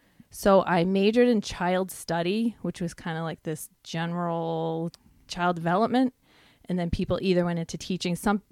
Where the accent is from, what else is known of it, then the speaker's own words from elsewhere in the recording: Long Island, New York, United States; also born or lived in New Jersey; I was born in Jersey. {S0} Yeah. {S1} When I was about 2, I moved to Long Island. That's where I grew up. Went to high school there.